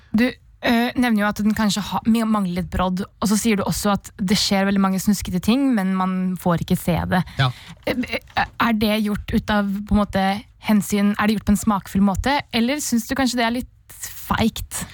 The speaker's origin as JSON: {"language": "Norwegian", "region": "Oslo", "country": "Norway", "said": "Jeg kommer fra Oslo"}